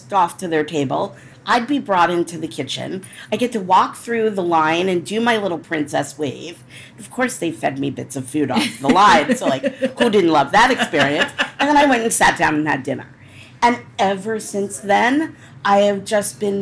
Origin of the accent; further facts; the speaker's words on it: D.C., Maryland, United States; also born or lived in Washington, D.C.; I grew up outside of Washington, D.C. I was born downtown and raised in Maryland